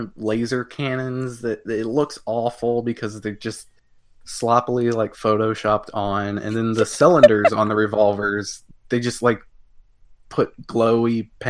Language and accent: English; Deep South, United States; I'm from the deep south.